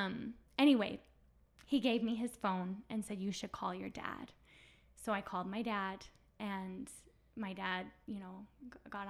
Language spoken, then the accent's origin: English; United States; I'm this American girl